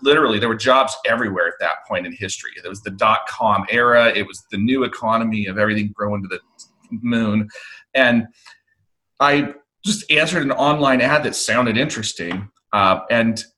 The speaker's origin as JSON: {"language": "English", "region": "Oregon", "country": "United States", "tie": "born or raised there", "moved": "as an adult"}